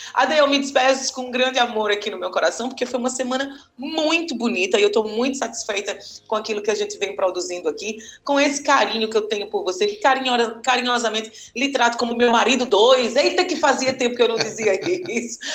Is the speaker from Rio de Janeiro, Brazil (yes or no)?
no; Paraíba, Brazil; a gente é daqui da Paraíba e eu adoro fazer essas paraibadas